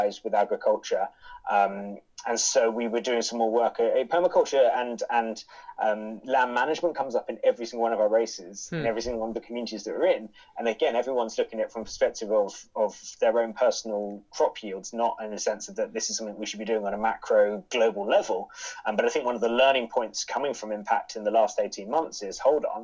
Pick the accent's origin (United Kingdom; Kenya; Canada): United Kingdom; As a British person